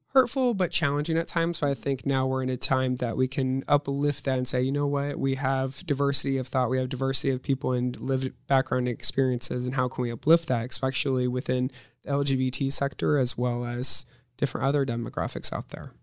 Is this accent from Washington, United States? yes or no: no; Omaha, Nebraska, United States; also born or lived in Northwest Missouri State (university); I was born and raised in Omaha, Nebraska.